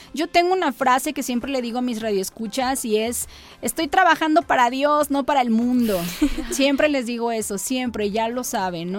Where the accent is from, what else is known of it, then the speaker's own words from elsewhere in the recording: Coatzacoalcos, Veracruz, Mexico; yo soy de Coatzacoalcos